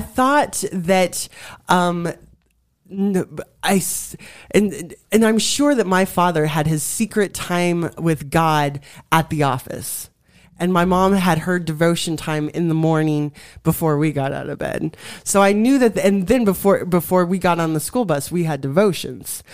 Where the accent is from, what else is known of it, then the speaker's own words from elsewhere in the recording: Colorado, United States; I was born and raised in Colorado